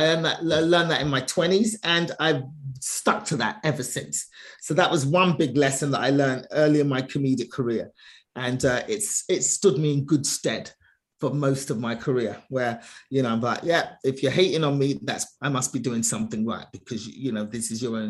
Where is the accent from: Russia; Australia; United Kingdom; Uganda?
United Kingdom; London; I was born in England, born and raised in England